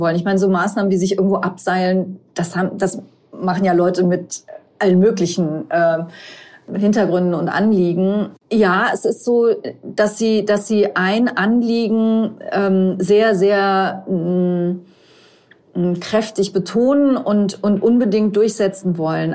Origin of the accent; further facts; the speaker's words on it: Rhineland-Palatinate, Germany; ich komme aus Rheinland-Pfalz